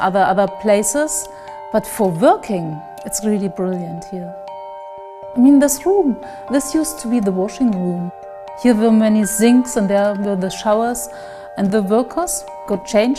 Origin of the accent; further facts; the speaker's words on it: Leipzig, Saxony, Germany; also born or lived in London; I'm from Leipzig